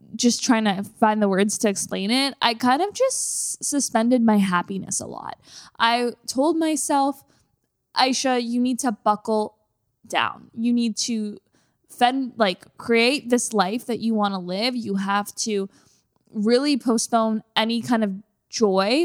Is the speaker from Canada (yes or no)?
yes; Canada; moved away as an adult; now in Los Angeles, United States; I'm a Canadian.